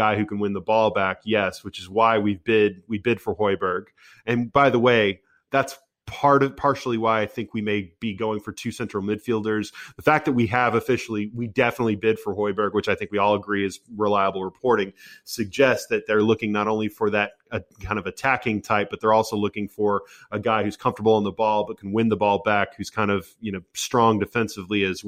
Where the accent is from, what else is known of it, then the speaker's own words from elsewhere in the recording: United States; accent: American; my American accent